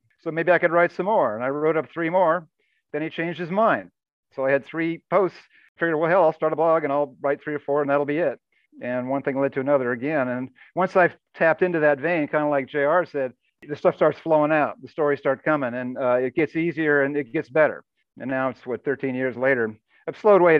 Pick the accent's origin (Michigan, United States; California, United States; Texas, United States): California, United States; San Francisco; my hometown San Francisco